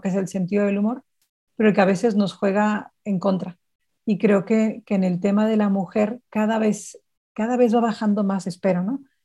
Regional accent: Sonora, Mexico; yo soy de Sonora

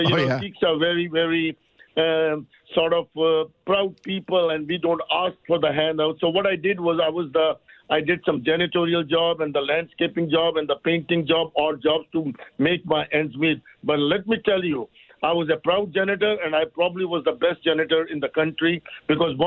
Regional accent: India; moved away as an adult; now in Canada; I'm not from Pakistan. I'm from India.

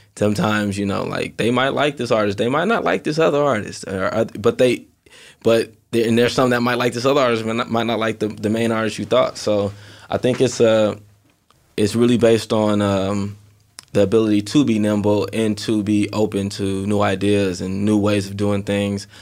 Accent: Inglewood, California, United States; also born or lived in Carson, California; I lived in Inglewood up until I was twelve

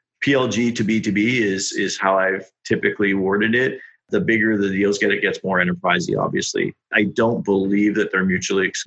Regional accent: Australia; accent: Aussie; the Aussie accent

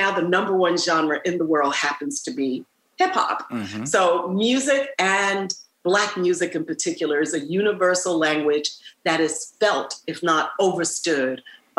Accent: New York City, New York, United States; born or raised there

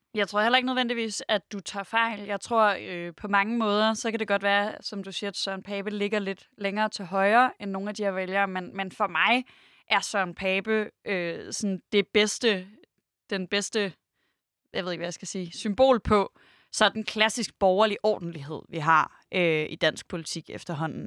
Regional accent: Denmark; jeg er selv fra Jylland

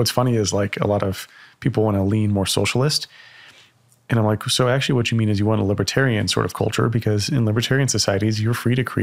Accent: Texas, United States; as a Texan

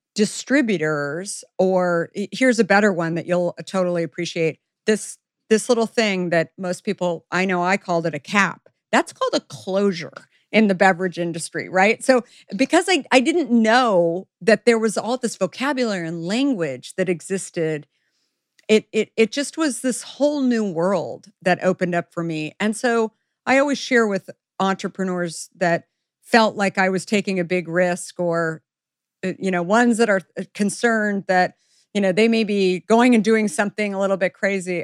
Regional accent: the West, United States; I grew up in the West

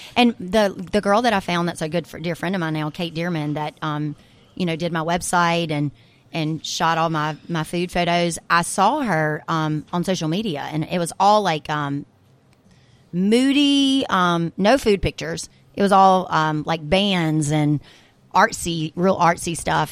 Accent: Brookhaven, Mississippi, United States; moved away; I'm actually gonna go back to my hometown once a week and bring the little food truck and do events for my actual hometown people in Brookhaven, Mississippi

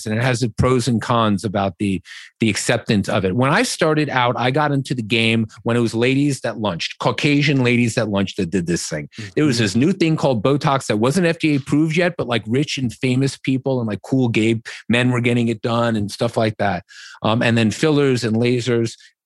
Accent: New York City, New York, United States; I grew up on the Upper East Side

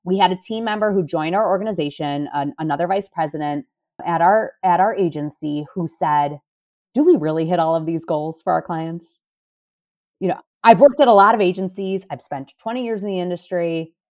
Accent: Cleveland, Ohio, United States; moved away as an adult; now in Chicago, United States; I'm from Cleveland, Ohio originally, went to school, went to Loyola Chicago, moved here

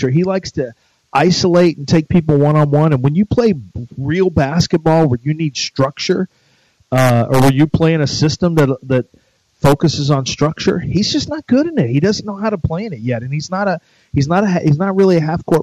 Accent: Louisiana, United States; I, I'm from South Louisiana.

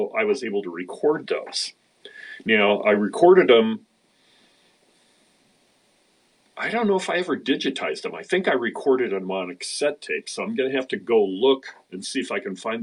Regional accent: Idaho, United States; now in Seattle, United States; I was born in Idaho

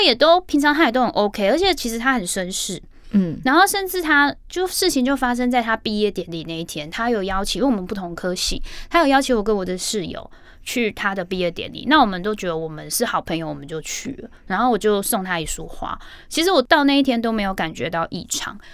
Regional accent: Hong Kong; moved away; 我也是在香港出生

